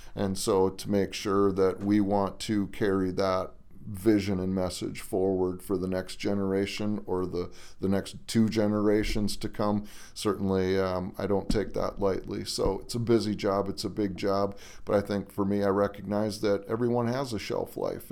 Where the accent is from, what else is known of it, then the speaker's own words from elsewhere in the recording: Harvey, North Dakota, United States; moved away as an adult; now in Minnesota, United States; I was born in South Dakota and grew up in Harvey, North Dakota